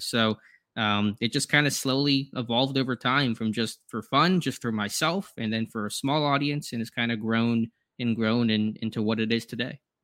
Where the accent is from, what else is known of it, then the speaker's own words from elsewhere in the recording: Pittsburgh, Pennsylvania, United States; also born or lived in Florida; I just grew up in Pittsburgh. I was born in Florida. Mm. I moved to Pittsburgh when I was about three